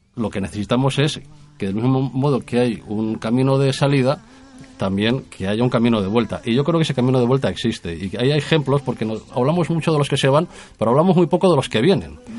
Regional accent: Castile and León, Spain; en nuestra tierra hemos cuidado como buenos castellanos

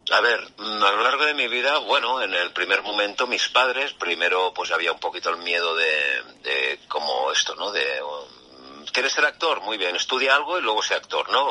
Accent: Calella, Catalonia, Spain; moved away as an adult; also born or lived in Barcelona; now in Madrid, Spain; Yo soy de Calella, Barcelona, de un pueblecito ahí

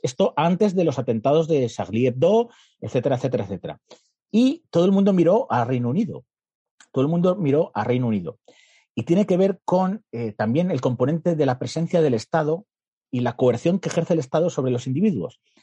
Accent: Guadalajara, Castilla-La Mancha, Spain; en Guadalajara, de donde soy yo

